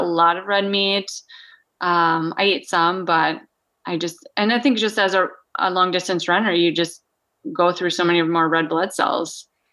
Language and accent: English; Minnesota, United States; moved away as an adult; now in Anchorage, United States; I grew up in Minnesota, yeah. Small, so-, South Central farming community.